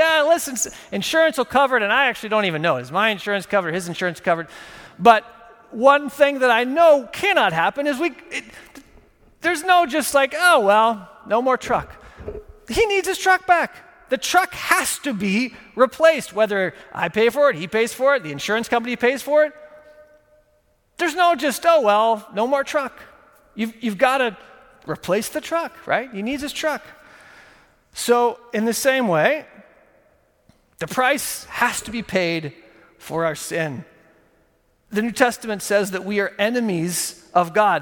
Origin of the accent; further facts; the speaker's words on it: Texas, United States; moved away; I grew up in Texas